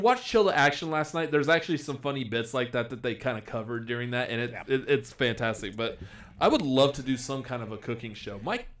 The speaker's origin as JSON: {"language": "English", "region": "Texas", "country": "United States", "said": "I'm from Texas"}